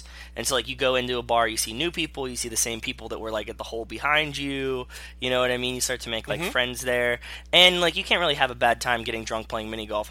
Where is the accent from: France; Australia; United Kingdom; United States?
United States; Pittsburgh, Pennsylvania; I'm from Pittsburgh.